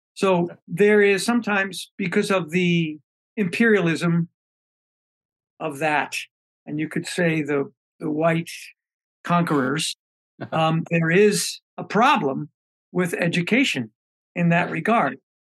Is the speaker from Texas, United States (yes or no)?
no; New York City, New York, United States; moved away; also born or lived in Bay Area, California; I was raised in Brooklyn.